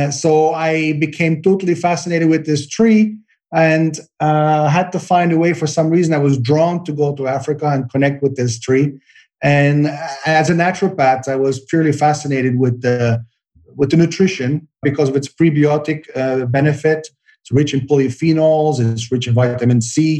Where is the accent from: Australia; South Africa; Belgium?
Belgium; now in Santa Barbara, United States; I grew up in Belgium